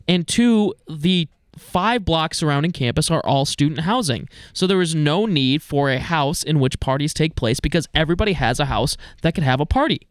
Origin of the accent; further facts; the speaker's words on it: East Coast, United States; moved away; I grew up on the East Coast